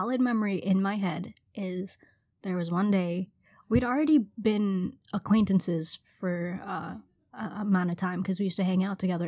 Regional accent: Trinidad & Tobago; also born or lived in Brooklyn, New York; now in New York, United States; I'm originally from Trinidad, was born, raised there for a bit, and then moved to Brooklyn, New York, and been here ever since.

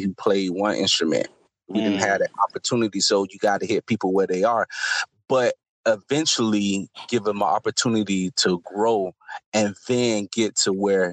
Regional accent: Florida, United States; I'm from Florida. I'm from the projects

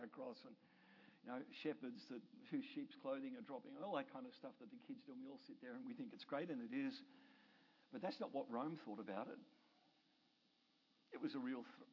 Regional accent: Australia; now in Canada; I'm an Australian and I live in Canada.

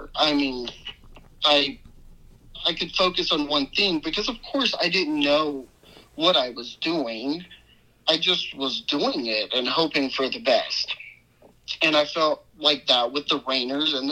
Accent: New Iberia, Louisiana, United States; I'm from Louisiana, a town called New Iberia.

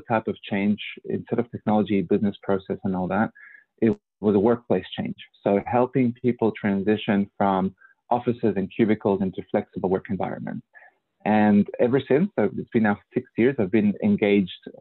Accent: Mexico; moved away as an adult; also born or lived in Australia; now in California, United States; I'm Australian by choice, meaning that I grew up mostly in Mexico and Australia, and I went to Australia when I was 21.

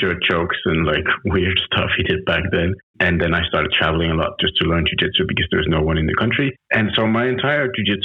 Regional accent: Copenhagen, Capital Region of Denmark, Denmark; English is a second language; moved away as an adult; now in Saint Barthélemy; I'm originally from Copenhagen, Denmark

